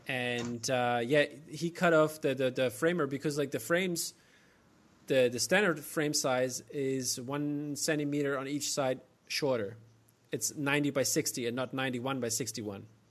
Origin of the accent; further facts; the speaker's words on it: Germany; accent: German American; I just stick to my German American accent